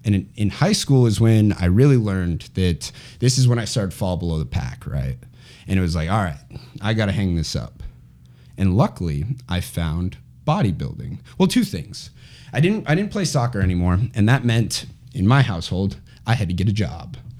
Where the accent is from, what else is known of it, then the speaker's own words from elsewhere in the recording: Chandler, Arizona, United States; I grew up in Chandler, Arizona, which is where I am right now